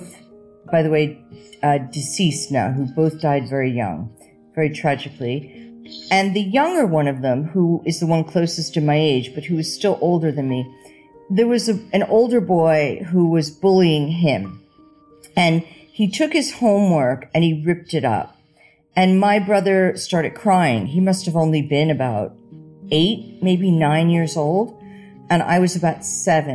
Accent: New Jersey, United States; moved away as an adult; also born or lived in London, United Kingdom / Paris, France; I grew up in New Jersey and I went to a Catholic school

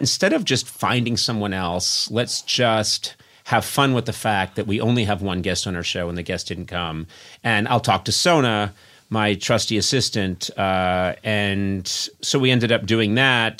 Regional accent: New England, United States; I'm from New England, and when we say bay, it comes out as bee.

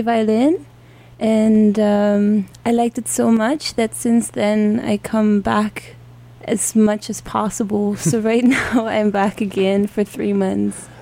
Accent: Dortmund, North Rhine-Westphalia, Germany; also born or lived in San Francisco; I come from Germany. Uh, right now, I don't come from Germany though, uh-huh. but um, I come from Dortmund, which is the city in the northwest of Germany.

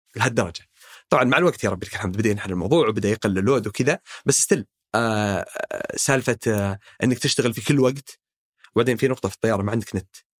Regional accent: Saudi Arabia; نحن شباب سعوديين

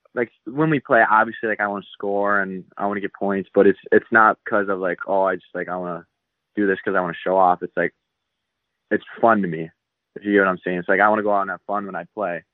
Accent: Mount Clemens, Michigan, United States; Mount Clemens, Michigan's where I grew up

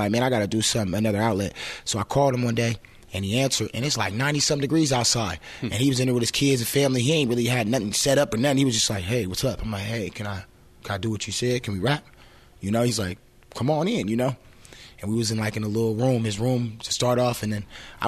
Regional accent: Seattle, Washington, United States; Swedish Hospital. Born and raised all my life. Seattle. Yeah, I'm a Seattle baby.

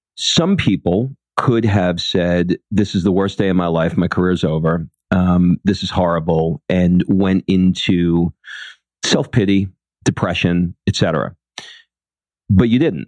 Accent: New York City, New York, United States; I grew up in Queens

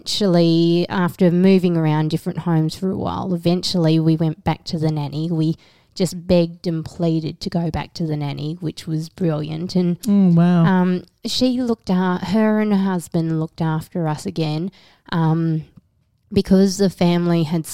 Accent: Australia; accent: bogan

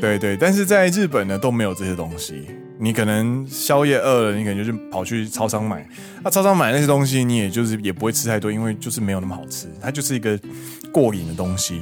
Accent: Kaohsiung, Taiwan; now in Japan; 身为高雄人

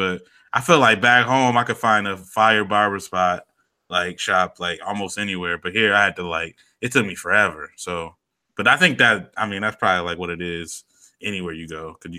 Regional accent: New York, United States; and I'm from New York

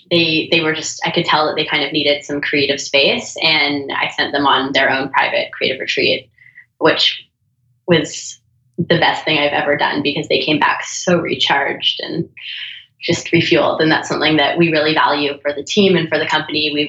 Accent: Toronto, Ontario, Canada; now in Venice, United States; Toronto, Canada.

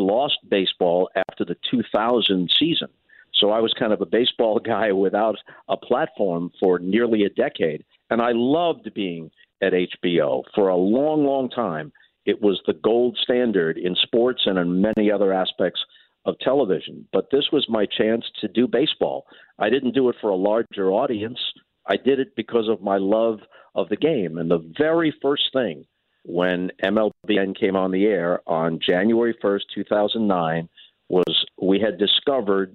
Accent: New York, United States; moved away; also born or lived in St. Louis; I grew up in New York

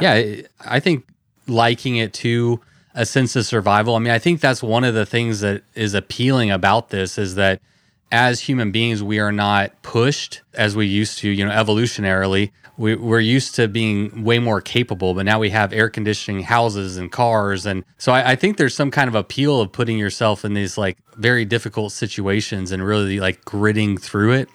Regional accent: Texas, United States; I'm from Texas

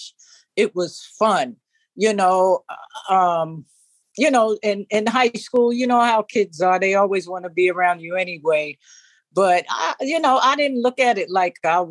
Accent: New Jersey, United States; also born or lived in Atlantic City, New Jersey / Newark, New Jersey / Piscataway, New Jersey; I was born in Atlantic City. And then from Atlantic City, my family moved to Newark, New Jersey. And then I think in my middle school years, we moved to Piscataway, where I graduated from high school.

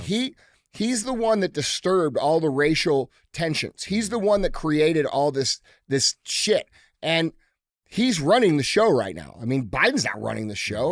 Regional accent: United States; as American citizens

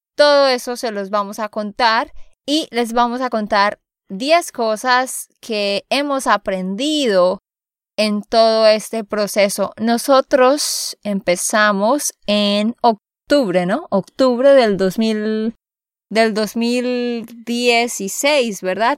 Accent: Santander, Colombia; de Santander, Colombia

